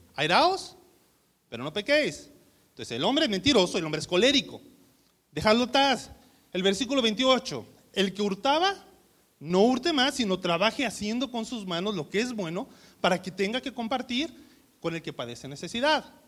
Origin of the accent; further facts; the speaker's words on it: Mexico; somos mexicanos